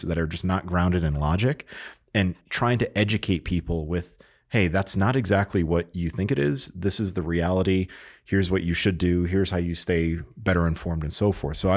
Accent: Connecticut, United States; I grew up in Connecticut, and we would take trips into New York

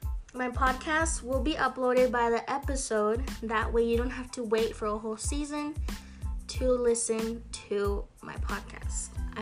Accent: Tucson, Arizona, United States; I'm 16 years old, born and raised in Tucson, Arizona.

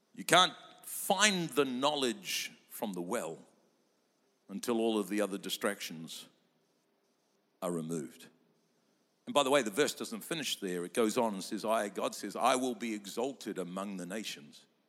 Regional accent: Lower Hutt, Wellington, New Zealand; I was born in Lower Hutt, doesn't even make it to Upper Hutt

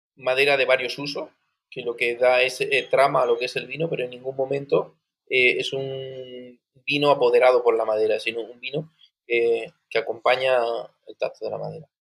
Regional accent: Region of Murcia, Spain; yo soy murciano

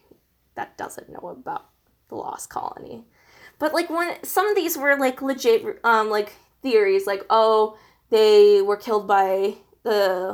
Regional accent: Pittsburgh, Pennsylvania, United States; we're both from Pittsburgh

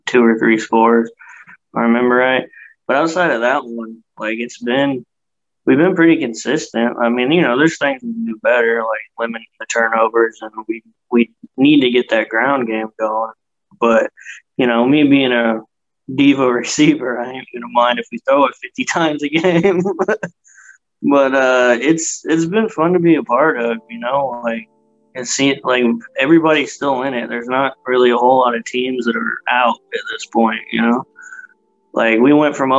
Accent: Kansas City, United States; I'm from Kansas City. Live in Kansas City

